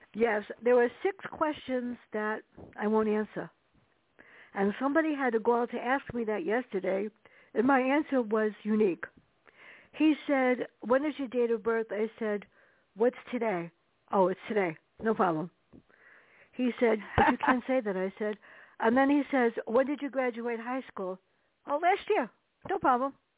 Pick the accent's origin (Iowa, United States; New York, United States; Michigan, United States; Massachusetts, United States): New York, United States; New York City; growing up in the Bronx with my sister and my mother